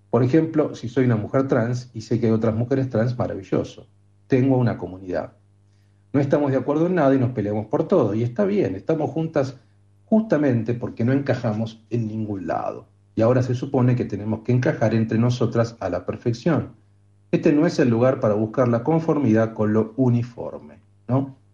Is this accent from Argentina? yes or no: no; Australia; Spanish is a second language; now in United States; En el contexto de Estados Unidos no soy estadounidense, es australiana. Soy una estadounidense en reserva, vengo de las antípodas, del hemisferio sur.